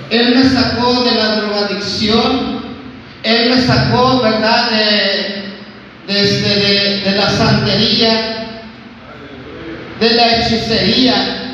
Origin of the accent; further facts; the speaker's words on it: Veracruz, Mexico; moved away as an adult; now in Nuevo Laredo, Mexico; yo vengo de, Veracruz, ¿verdad? Ahorita ya tengo 20 años que vivo aquí en Nuevo Laredo, vivo ahí en la colonia Villa de San